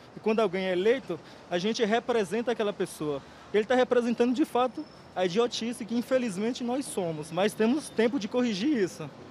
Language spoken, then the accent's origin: Portuguese; Brazil; quem somos nós brasileiros